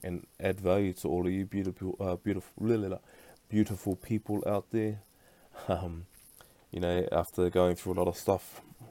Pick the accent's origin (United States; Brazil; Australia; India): Australia; Brisbane, Queensland; now in Perth, Australia; I was actually born back over in Brisbane